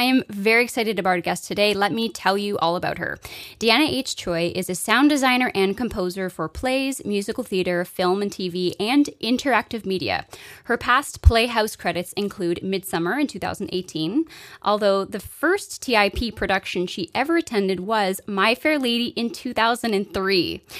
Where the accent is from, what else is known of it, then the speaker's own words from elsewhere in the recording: Kingston, Ontario, Canada; Marta and I being Kingston natives